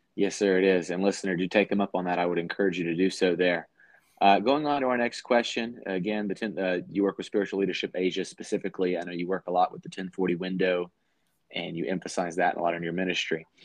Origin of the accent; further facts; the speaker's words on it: United States; as an American